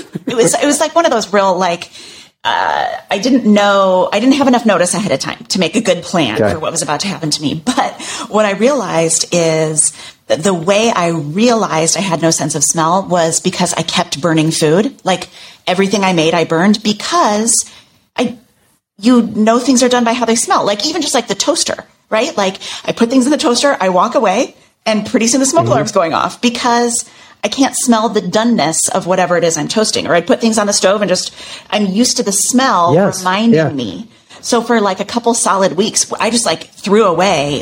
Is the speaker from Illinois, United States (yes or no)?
yes; Chicago, Illinois, United States; now in New York, United States; we lived in the suburbs of Chicago